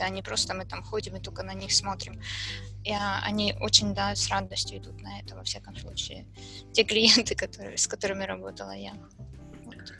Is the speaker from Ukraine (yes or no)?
yes; Kharkiv, Kharkiv Oblast, Ukraine; я из Харькова